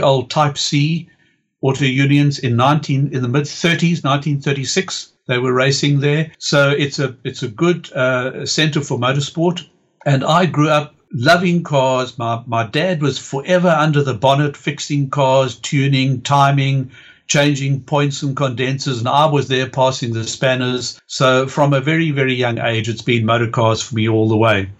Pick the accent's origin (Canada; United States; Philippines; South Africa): South Africa; East London, Eastern Cape; the city where I grew up in South Africa called East London